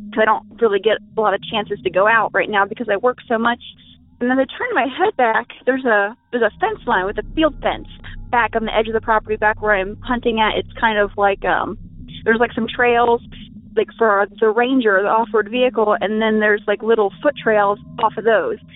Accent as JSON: {"language": "English", "country": "United States", "said": "I'm actually from Washington"}